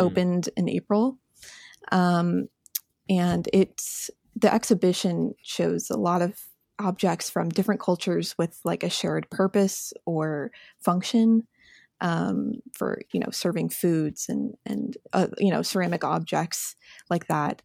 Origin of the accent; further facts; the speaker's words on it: Indianapolis, Indiana, United States; moved away as an adult; I'm from Indiana. That's my home. I've lived in Indianapolis, um, all the way up until college in the same house.